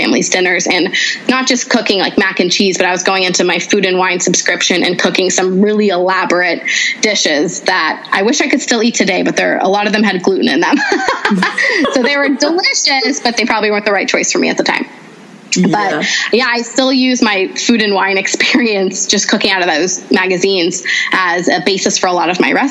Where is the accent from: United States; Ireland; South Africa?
United States; also born or lived in Canada; I grew up in a Lebanese household in America. So I'm not even a first generation. Grace, my daughter, is my first generation American